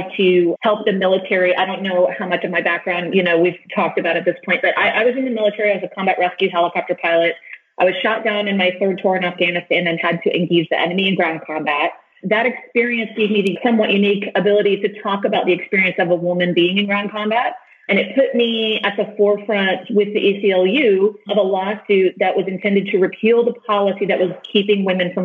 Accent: rural Texas, United States; I grew up in rural Texas, and then I joined the military.

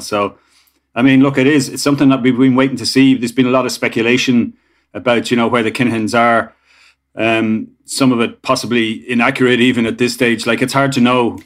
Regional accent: Ireland

